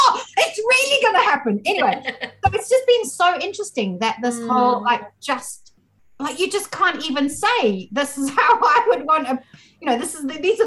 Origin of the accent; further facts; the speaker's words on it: South Africa; I grew up in South Africa